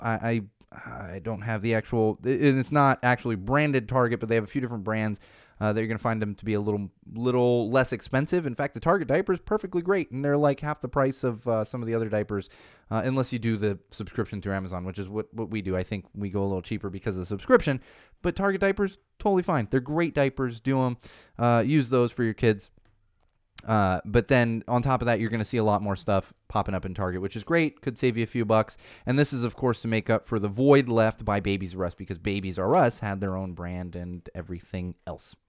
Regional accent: Southern California, United States; I grew up in Southern California

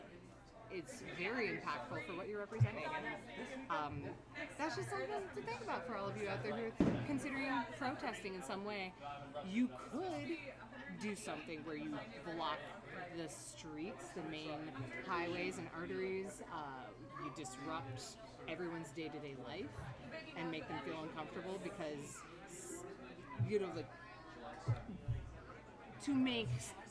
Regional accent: Minnesota, United States; I'm a middle child. I'm from Minnesota

